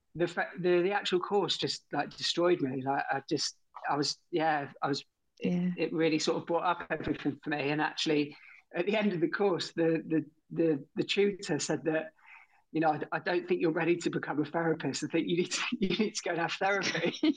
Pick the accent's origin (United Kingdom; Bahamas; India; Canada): United Kingdom; Torquay, South West England; I grew up in Torquay in Torbay, um, down in Devon